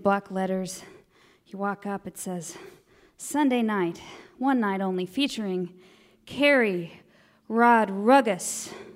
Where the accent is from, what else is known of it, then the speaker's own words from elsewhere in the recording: Austin, Texas, United States; I come from Austin, Texas